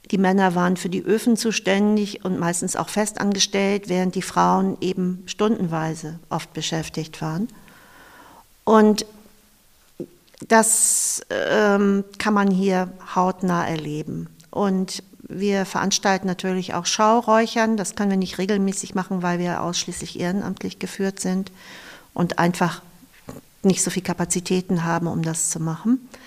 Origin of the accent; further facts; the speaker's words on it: Eckernförde, Schleswig-Holstein, Germany; Ich verbinde ganz viel mit den Orten in Eckernförde und ich bin am Wasser aufgewachsen. Mein Vater, mein Onkel, mein Opa waren äh, Noorfischer, also Binnenfischer.